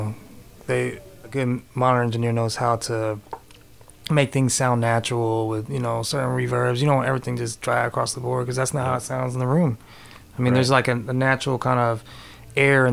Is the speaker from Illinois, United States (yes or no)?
no; Hayward, California, United States; also born or lived in San Leandro; I grew up in the East Bay. I was in Hayward, San Leandro, kind of around those areas